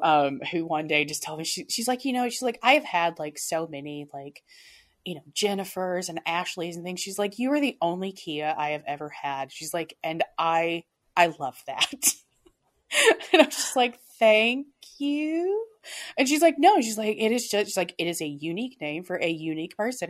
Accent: United States; I have spent my entire life in America. My family has been American for generations.

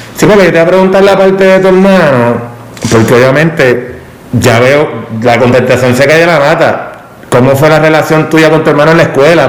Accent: Ponce, Puerto Rico; nacido, vivido, criado en Ponce, eh, natural de Los Cabos en Ponce

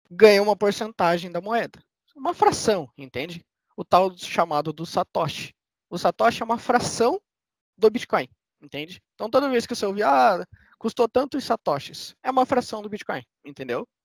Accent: Curitiba, Paraná, Brazil; Eu que sou de Curitiba

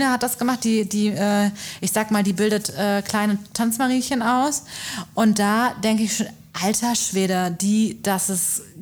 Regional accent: Cologne, North Rhine-Westphalia, Germany; weil als Kölner lebst, ich glaube als Düsseldorfer auch, als Kölner lebst du das.

